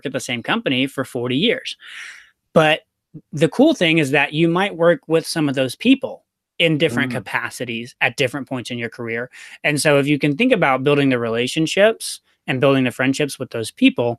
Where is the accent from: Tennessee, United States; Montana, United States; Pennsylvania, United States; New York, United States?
Tennessee, United States; Chattanooga; moved away; I'm from Chattanooga.